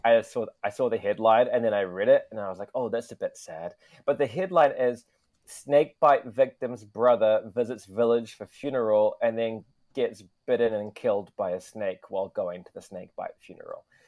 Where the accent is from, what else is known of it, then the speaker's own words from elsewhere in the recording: Wellington, New Zealand; now in Tokyo, Japan; I come from Wellington, New Zealand